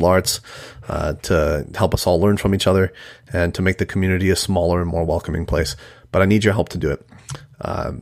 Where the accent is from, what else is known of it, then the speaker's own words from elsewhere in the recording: Mexico; moved away; we're both immigrants. I'm from Mexico